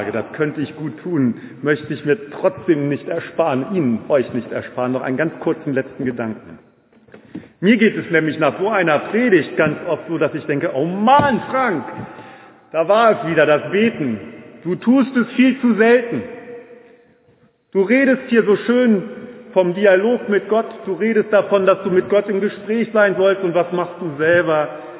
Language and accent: German; Braunschweig, Lower Saxony, Germany; Ich bin ja in Braunschweig groß geworden, damals gab es noch Hertie.